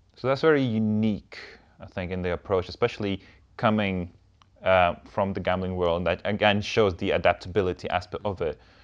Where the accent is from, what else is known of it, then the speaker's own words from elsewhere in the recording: Lithuania; I'm Lithuanian, we're very, very straightforward people